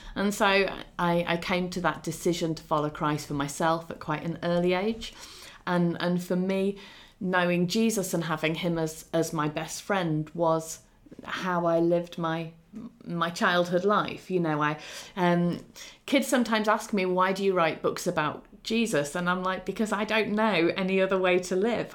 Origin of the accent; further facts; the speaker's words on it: England, United Kingdom; also born or lived in Ukraine; although my home country is English and I am Eng- well, Britain and I'm English